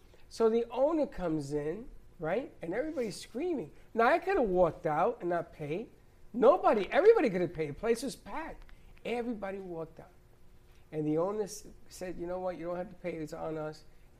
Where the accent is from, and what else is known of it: New York, United States